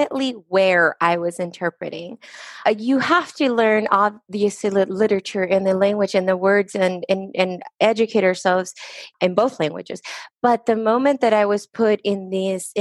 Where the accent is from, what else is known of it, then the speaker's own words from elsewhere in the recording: Lynwood, California, United States; English is a second language; also born or lived in Estelí, Nicaragua; I came to the United States at the age of 6 years old. I was raised in Linwood, California